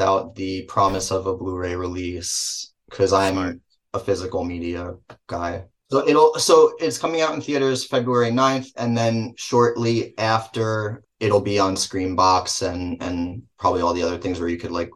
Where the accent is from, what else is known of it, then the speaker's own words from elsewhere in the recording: Manville, New Jersey, United States; accent: Jersey; in my hometown theater